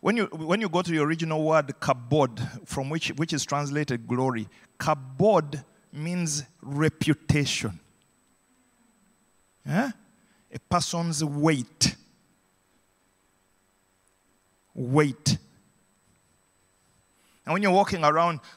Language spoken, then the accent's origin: English; Uganda; growing up in Idi Amin's Uganda